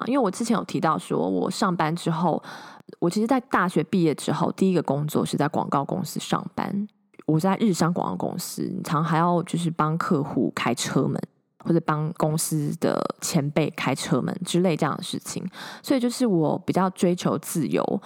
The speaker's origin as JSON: {"language": "Chinese", "town": "Hsinchu", "country": "Taiwan", "tie": "born or raised there", "also_born_or_lived": "Taipei, Taiwan / Austin, Texas, United States", "moved": "as an adult", "lives_now": "Silicon Valley, United States", "said": "我是个土生土长的台湾人，在新竹出生，后来到台北念书工作"}